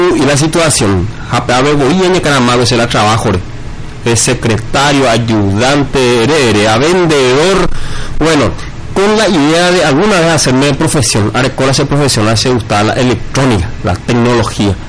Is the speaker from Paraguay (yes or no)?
yes; Altos, Cordillera, Paraguay; now in Arroyos y Esteros, Paraguay; vengo de la ciudad de Arroyo Estero, soy ciudadano arroyense, oriundo de Altos